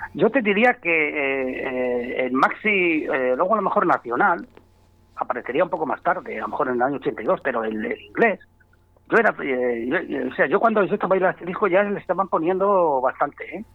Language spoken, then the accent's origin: Spanish; Valladolid, Castile and León, Spain; somos pucelanos